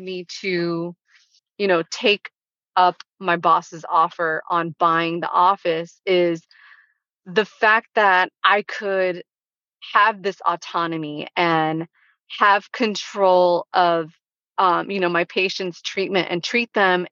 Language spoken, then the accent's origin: English; Spring Lake, North Carolina, United States; that was my hometown